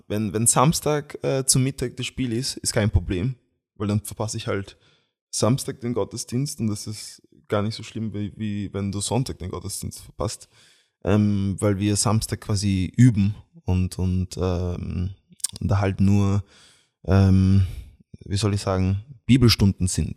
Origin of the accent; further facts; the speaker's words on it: Graz, Styria, Austria; ich bin Österreicher, weil ich bin hier in Graz äh, geboren und aufgewachsen